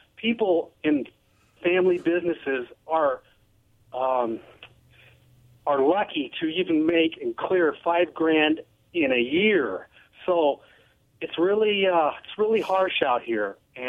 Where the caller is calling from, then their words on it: Kennewick, Washington, United States; … Kennewick.